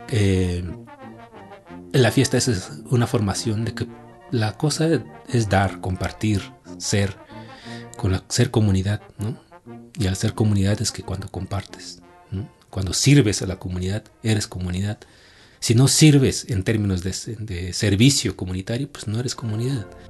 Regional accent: Tlahuitoltepec, Oaxaca, Mexico; mi pueblo sea así, mi pueblo se rige por asambleas comunitarias

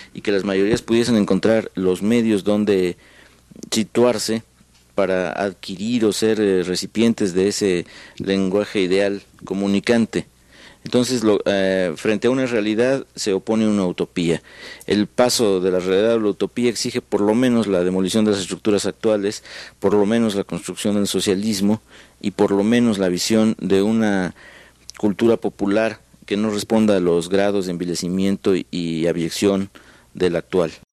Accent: Mexico

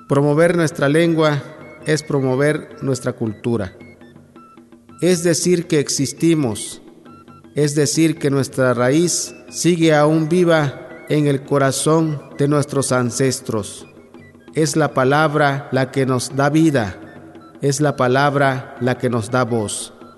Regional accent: Tapotzingo, Tabasco, Mexico; first language Yokot'an (Chontal of Tabasco); Spanish is a second language; Nací el 4 de agosto de 1978 originario del poblado Tapocingo, Nacajuca, Tabasco

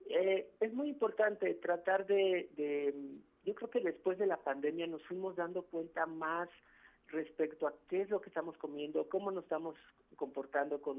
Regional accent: Mexico; como mesoamericanos, como mexicanos y mexicanas que hemos heredado precisamente, somos pueblo de maíz.

